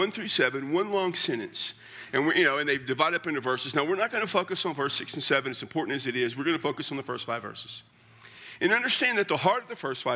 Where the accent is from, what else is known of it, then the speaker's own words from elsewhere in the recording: Central South Texas, United States; moved away; I come from Central South Texas